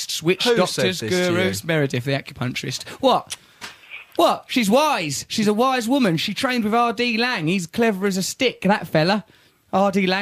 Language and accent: English; Essex, East of England, United Kingdom; I'm from Essex